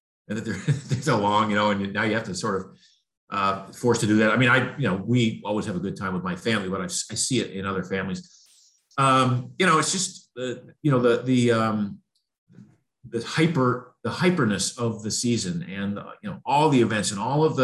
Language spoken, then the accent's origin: English; Maine, United States; in New England, where I grew up in Maine